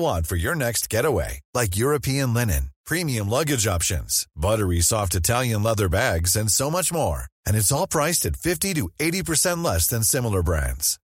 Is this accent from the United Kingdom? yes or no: yes; Midlands, United Kingdom; now in North of England, United Kingdom; I'm originally from the Midlands